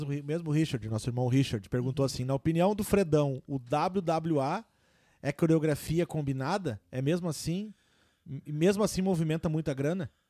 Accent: Niterói, Rio de Janeiro, Brazil; accent: carioca; now in Rio Grande do Sul, Brazil; minha terrinha, lá de Niterói, do Rio

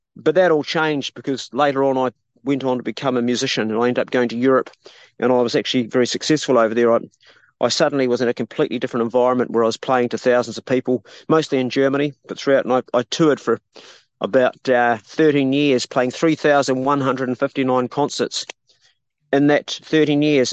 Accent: Abel Tasman National Park, New Zealand; I grew up in the Abel Tasman National Park when I was five, when my dad was a ranger

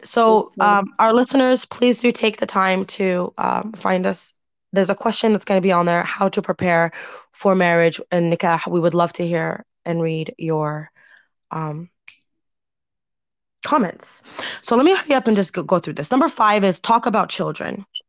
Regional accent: United States; I'm American.

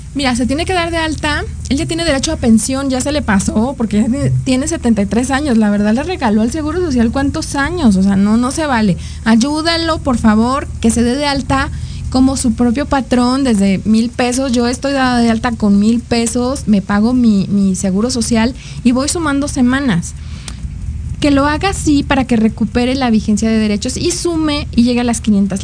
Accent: Mexico; como mexicanos

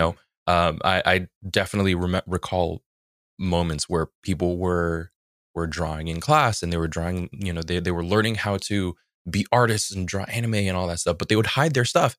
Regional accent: a little bit south of San Francisco, California, United States; I grew up in San Francisco

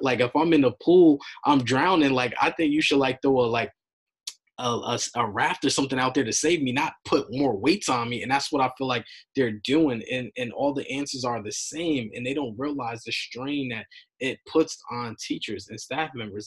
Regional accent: New York, United States; I'm from New York

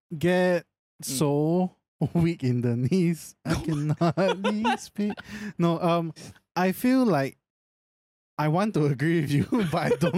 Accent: Singapore; a Singaporean

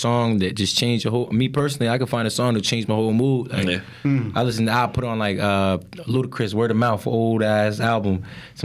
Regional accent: Lindenwold, New Jersey, United States; I'm from Lindenwood. For real, that's home to me

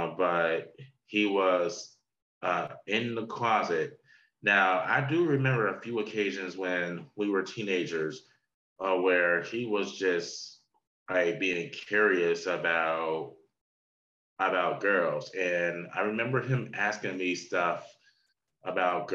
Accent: New Jersey, United States; old friend that I grew up with in New Jersey

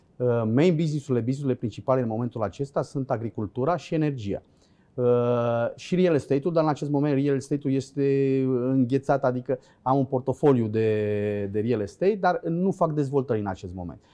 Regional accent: Dobroteasa, Câmpul Mare, Olt County, Romania; Sunt oltean crescut pe malul Oltului.

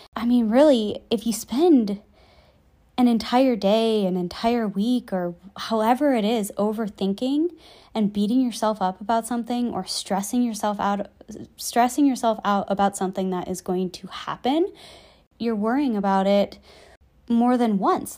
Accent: just outside Chicago, Illinois, United States; moved away; I get to go back home to my hometown just outside Chicago

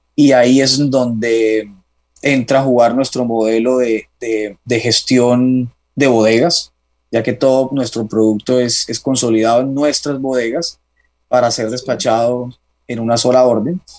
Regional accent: Cartagena, Bolívar, Colombia; now in Bogotá, Colombia; soy de Cartagena, tengo 32 años, ya hace bastante de esos 32 radicado en, Bogotá.

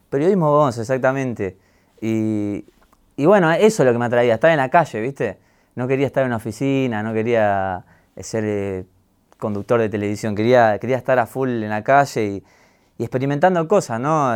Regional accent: Gregorio de Laferrere, Buenos Aires Province, Argentina; also born or lived in Mataderos, Buenos Aires / Rafael Castillo / San Justo; después me crié toda la vida en, La Ferrere

